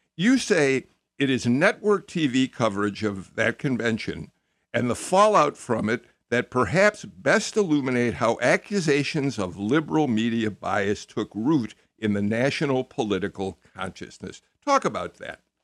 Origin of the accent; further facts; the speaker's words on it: Chicago, Illinois, United States; moved away; I am a Chicagoan